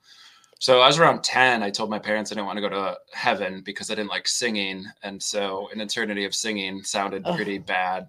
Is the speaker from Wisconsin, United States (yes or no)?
yes; Wisconsin, United States; I'm from Wisconsin. I still live there now